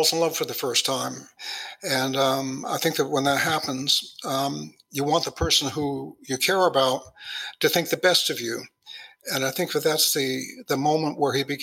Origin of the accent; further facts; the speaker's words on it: Los Angeles, California, United States; I grew up in Hollywood